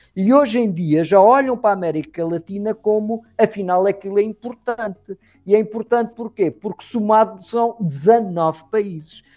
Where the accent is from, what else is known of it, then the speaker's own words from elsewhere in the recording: Madeira, Portugal; Madeira, que fica mais abaixo junto da costa africana, de onde eu sou